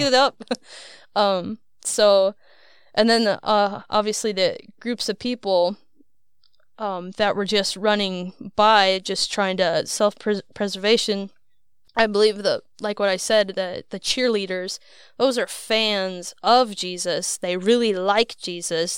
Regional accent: Iowa, United States; moved away; I was born and raised in Iowa

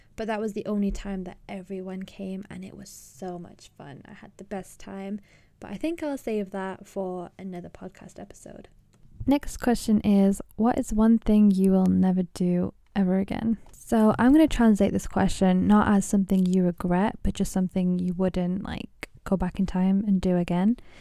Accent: England, United Kingdom; also born or lived in Pakistan; I'm from Pakistan originally, and I grew up in England, Britain

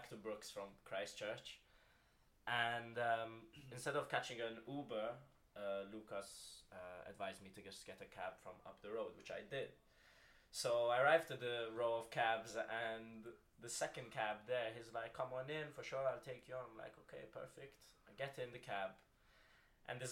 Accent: Malta; now in Oxford, United Kingdom; I'm coming from Malta.

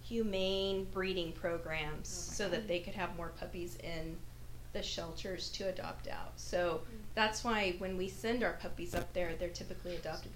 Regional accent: Idaho, United States; That said, I grew up in Idaho, which is also in the Pacific Northwest, and it's very different up there for dogs.

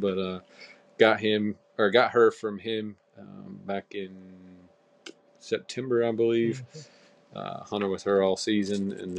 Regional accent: Sanford, North Carolina, United States; I'm 29 years old. We're both from Sanford, North Carolina here, a little small town right in the central part of North Carolina. Grew up hunting, fishing.

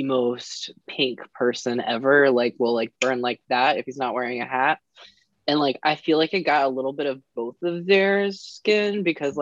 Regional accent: Roanoke, Virginia, United States; now in Richmond, United States; go back to my hometown

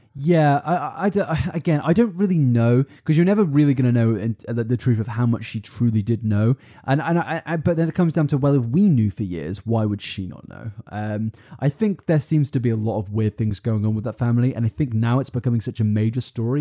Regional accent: United Kingdom; we're British

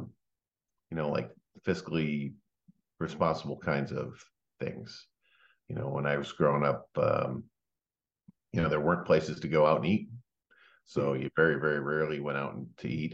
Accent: Mount Prospect, Illinois, United States; I grew up in the Illinois suburbs of Chicago

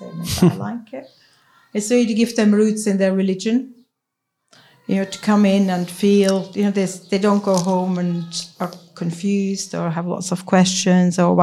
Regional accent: Switzerland; first language Swiss German; English is a second language; moved away as an adult; now in Manchester, United Kingdom

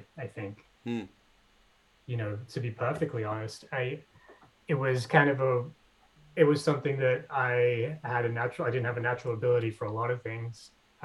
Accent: Sydney, New South Wales, Australia; moved away as an adult; also born or lived in Wahroonga; now in United States; I grew up in the in Hornsby Heights, you know, the New York of the northern suburbs of Sydney

